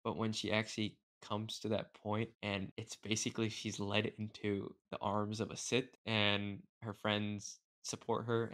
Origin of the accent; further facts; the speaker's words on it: India; I am also Indian